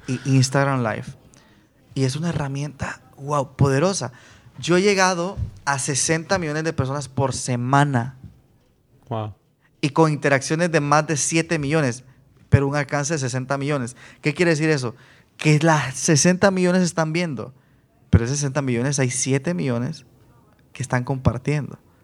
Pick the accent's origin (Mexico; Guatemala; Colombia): Guatemala; yo de Guatemala